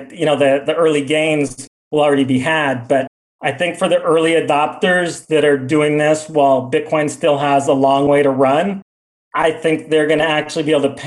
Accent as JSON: {"language": "English", "town": "San Diego", "region": "California", "country": "United States", "tie": "born or raised there", "moved": "as an adult", "lives_now": "El Salvador", "said": "my hometown of San Diego"}